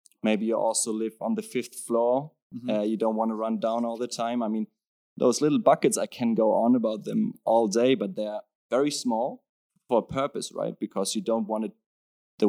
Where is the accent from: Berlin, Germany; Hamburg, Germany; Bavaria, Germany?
Hamburg, Germany; moved away as an adult; now in Copenhagen, Denmark; I come from Hamburg, like big northern city in Germany